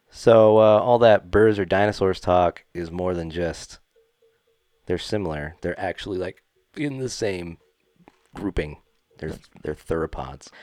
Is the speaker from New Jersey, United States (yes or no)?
no; Utah, United States; We're from Utah